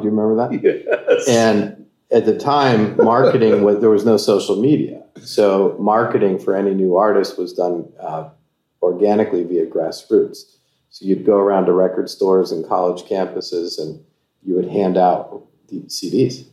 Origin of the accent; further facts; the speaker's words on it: Baltimore, Maryland, United States; I grew up in Baltimore, Maryland, and I've moved back there.